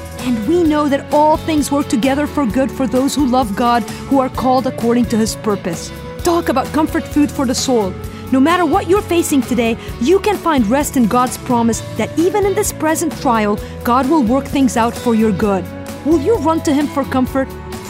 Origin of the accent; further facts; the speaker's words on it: Lebanon; moved away as an adult; this is today's Single Christian. I grew up in Lebanon